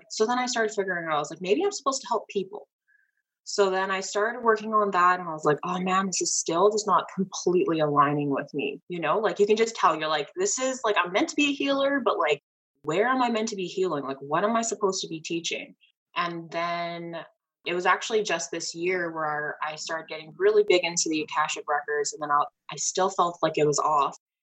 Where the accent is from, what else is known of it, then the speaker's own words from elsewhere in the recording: Canada; I'm Canadian